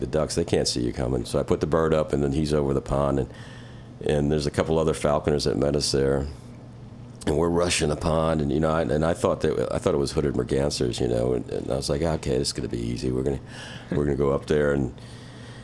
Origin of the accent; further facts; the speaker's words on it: Germany; now in North Carolina, United States; I'm half German, so I was born in Germany. Yeah. Yeah. And, you know, grew up on with my uncles on a farm kind of thing